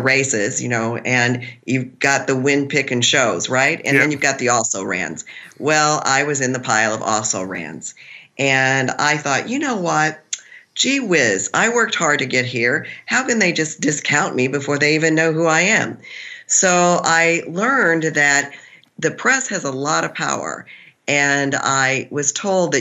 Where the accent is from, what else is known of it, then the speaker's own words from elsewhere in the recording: Missouri, United States; I'm from Missouri